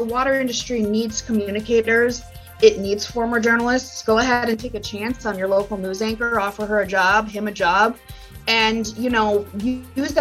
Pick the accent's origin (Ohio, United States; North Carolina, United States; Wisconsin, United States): Wisconsin, United States; Green Bay; also born or lived in New York City / Nebraska; my hometown, Green Bay, Wisconsin, it's not where I was born or anything, but like that's where I went to high school